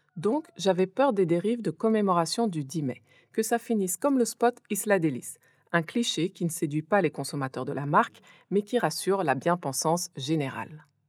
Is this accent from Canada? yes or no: no; France; moved away as an adult; now in Pikine, Senegal; Je suis née et j'ai grandi en France